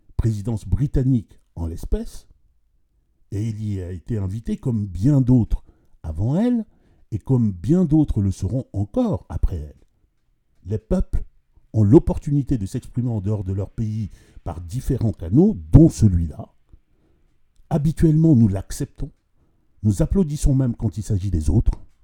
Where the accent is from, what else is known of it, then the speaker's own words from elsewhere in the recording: Central African Republic; Je suis centrafricain